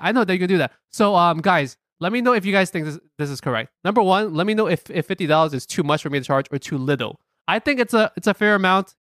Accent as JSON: {"language": "English", "town": "New York City", "region": "New York", "country": "United States", "said": "we're very happy being American, proud Americans, proud New Yorkers"}